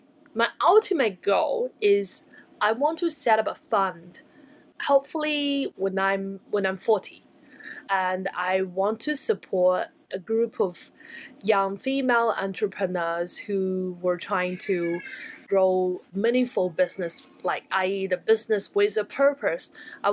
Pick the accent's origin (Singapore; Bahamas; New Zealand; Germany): New Zealand; And as a Kiwi entrepreneurs, I feel very proud that we can do that.